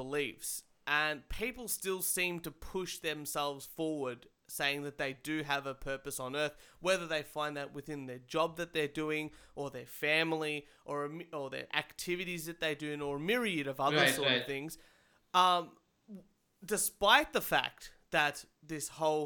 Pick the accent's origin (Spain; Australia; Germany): Australia; I'm Australian